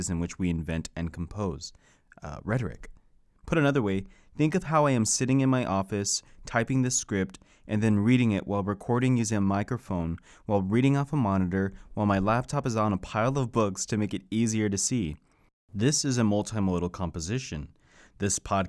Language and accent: English; Texas, United States; now in Lansing, United States; I'm a Texan